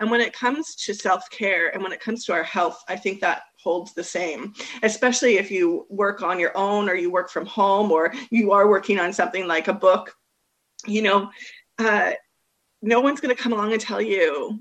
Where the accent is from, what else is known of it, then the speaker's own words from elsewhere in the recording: Canada; now in Australia; I am a Canadian living here in Australia